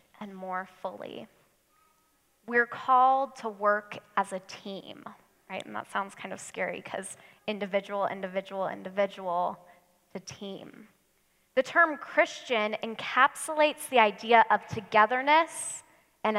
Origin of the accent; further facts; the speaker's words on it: United States; us Americans